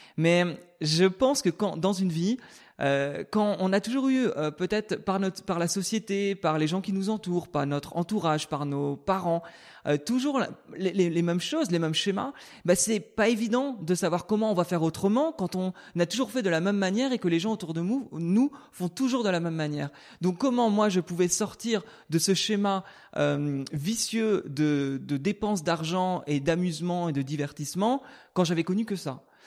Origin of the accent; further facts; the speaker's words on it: Brittany, France; moved away; je suis né en Bretagne, au milieu des champs.